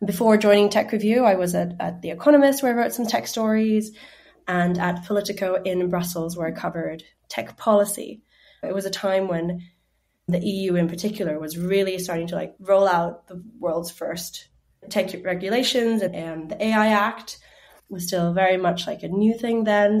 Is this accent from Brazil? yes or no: no; Finland; And I grew up in Finland, but I'm half Chinese